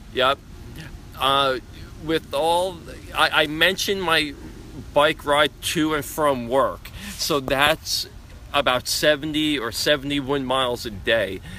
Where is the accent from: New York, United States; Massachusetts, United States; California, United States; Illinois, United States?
New York, United States; Long Island; growing up on Long Island